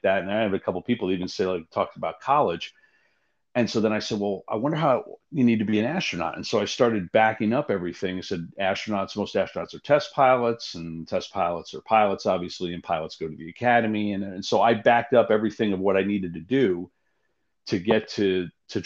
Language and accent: English; Yonkers, New York, United States; moved away as an adult; also born or lived in Omaha; I was born and raised in Yonkers, which is just north of the city